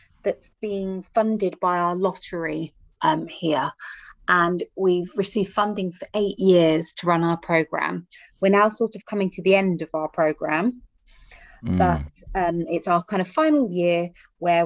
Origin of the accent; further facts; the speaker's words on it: London, United Kingdom; So I'm joining you from the UK today, from London, England